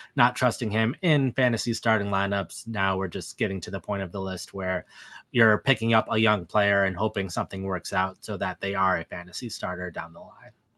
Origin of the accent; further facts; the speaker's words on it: Wisconsin, United States; I was born and raised in Wisconsin